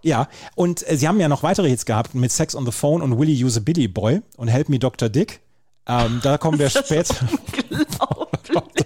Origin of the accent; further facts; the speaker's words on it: Bad Oeynhausen, North Rhine-Westphalia, Germany; in meinem Heimatort